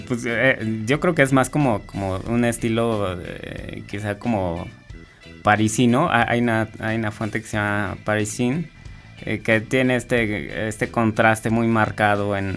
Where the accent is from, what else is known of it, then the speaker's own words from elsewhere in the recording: San Andrés Cholula, Puebla, Mexico; yo soy de Puebla, bueno, de un pueblito de, que es parte de San Andrés Cholula, que está en, Puebla